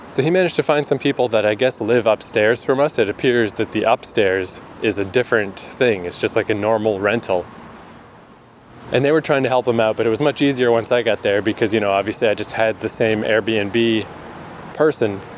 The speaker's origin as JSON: {"language": "English", "region": "New Brunswick", "country": "Canada", "also_born_or_lived": "Vancouver, Canada", "moved": "as an adult", "said": "she asked where I was from and I was like, New Brunswick."}